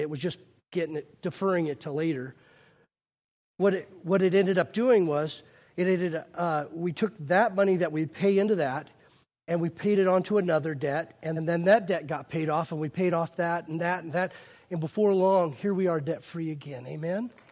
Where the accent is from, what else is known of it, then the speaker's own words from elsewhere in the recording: United States; we're so American